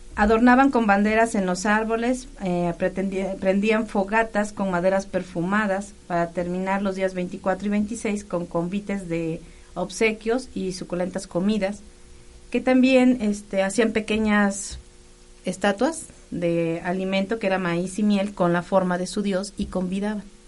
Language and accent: Spanish; Mexico; Todas nuestras costumbres como mexicanos